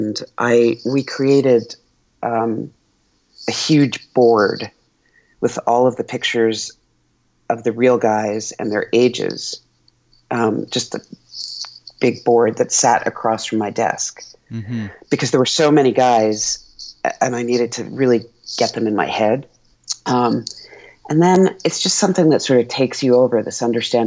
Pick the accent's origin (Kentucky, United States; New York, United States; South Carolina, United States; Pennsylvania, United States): Pennsylvania, United States; Philadelphia; I grew up in Philly